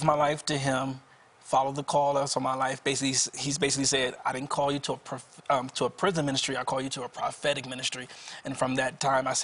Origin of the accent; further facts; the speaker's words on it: Wilmington, Delaware, United States; I'm from Wilmington, Delaware, outside of the Philadelphia area.